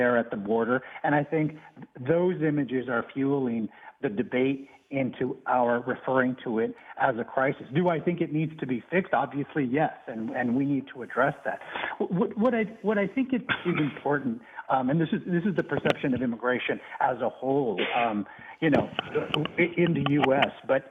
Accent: Arizona, United States; I actually was born and raised in Arizona, one of the border states

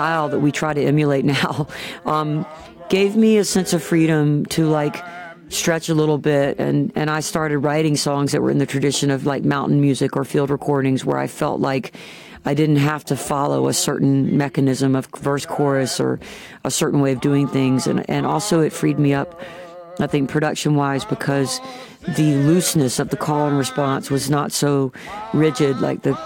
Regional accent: Atlanta, Georgia, United States; from Atlanta, Georgia

